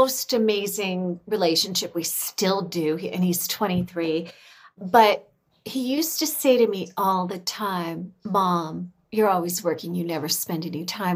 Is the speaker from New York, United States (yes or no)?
no; California, United States; I'm from California